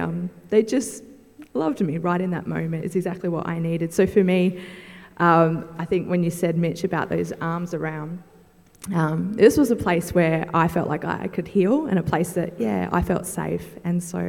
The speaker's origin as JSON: {"language": "English", "town": "Darwin", "region": "Northern Territory", "country": "Australia", "tie": "born or raised there", "said": "I grew up in Darwin, so there are so many people that I know"}